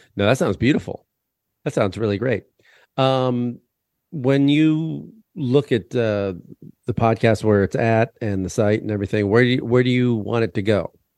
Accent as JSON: {"language": "English", "region": "Illinois", "country": "United States", "said": "I'm from Illinois."}